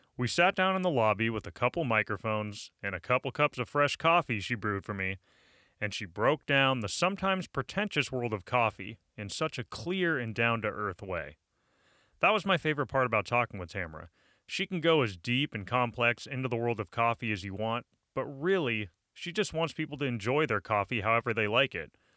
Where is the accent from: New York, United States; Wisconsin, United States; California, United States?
California, United States; Menlo Park; I grew up in Menlo Park